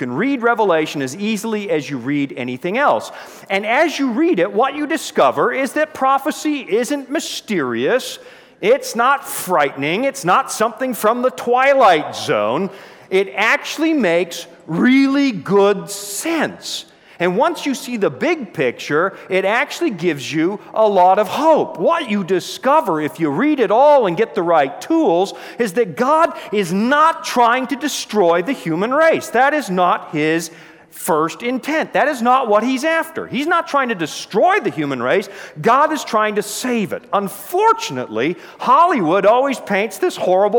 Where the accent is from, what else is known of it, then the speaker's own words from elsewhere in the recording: Canada; moved away as an adult; also born or lived in Toronto; now in Colorado, United States; my home country of Canada